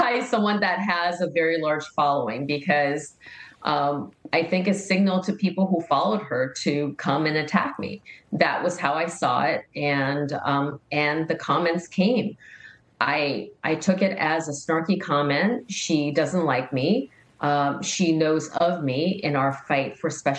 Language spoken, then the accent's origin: English; New York City, New York, United States; being a New Yorker